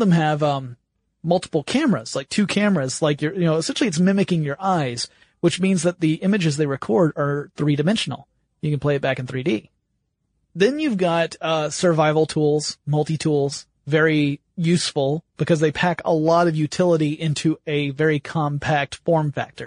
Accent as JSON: {"language": "English", "region": "the South", "country": "United States", "tie": "born or raised there", "said": "I grew up in the South"}